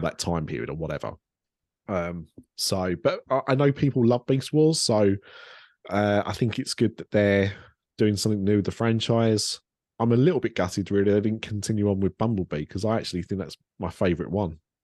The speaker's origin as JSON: {"language": "English", "town": "Ilford", "region": "London", "country": "United Kingdom", "tie": "born or raised there", "said": "she was born and raised in Ilford. That's where I was born and raised"}